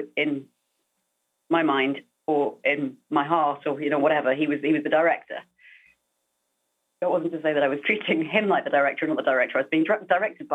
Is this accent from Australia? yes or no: no; United Kingdom; now in United States; being British as being from anywhere that's not the US